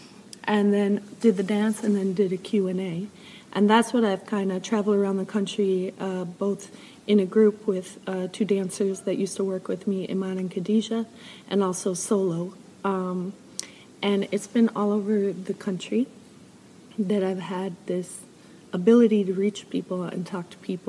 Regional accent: Chicago, Illinois, United States; moved away; also born or lived in Minneapolis; I was born in Chicago

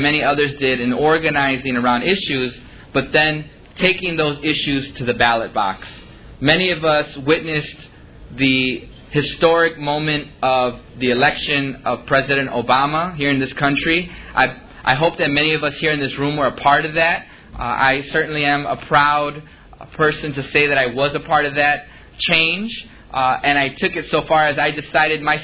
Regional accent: Chicago, Illinois, United States; I grew up in Little Village. I still live there to this day

